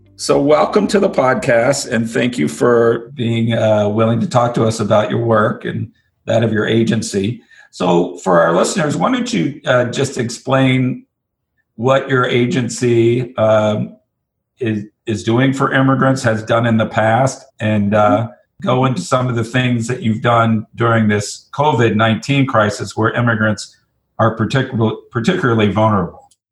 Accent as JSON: {"language": "English", "region": "the South", "country": "United States", "said": "I'm actually from the South myself"}